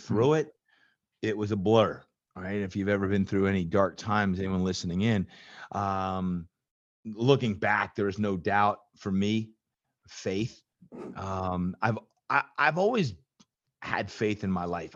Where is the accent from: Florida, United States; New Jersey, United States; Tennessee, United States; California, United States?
New Jersey, United States; moved away; I was growing up in Jersey